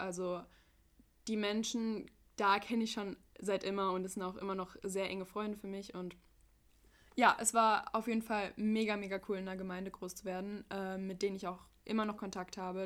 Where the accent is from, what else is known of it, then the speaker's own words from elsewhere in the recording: United States; now in Frankfurt, Germany; ich bin Amerikanerin